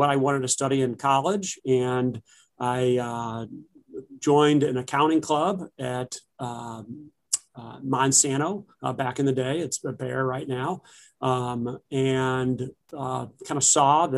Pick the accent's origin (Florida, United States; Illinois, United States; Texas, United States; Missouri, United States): Missouri, United States; University City; also born or lived in Milwaukee, Wisconsin; I've spent my whole life here in St. Louis, other than kind of the 4 years that I went to Marquette University of Milwaukee, Wisconsin. I grew up in University City with six other siblings